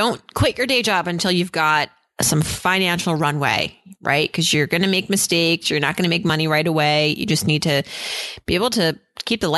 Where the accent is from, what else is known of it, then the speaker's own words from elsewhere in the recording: Worcester, Massachusetts, United States; also born or lived in New England; I was born in Worcester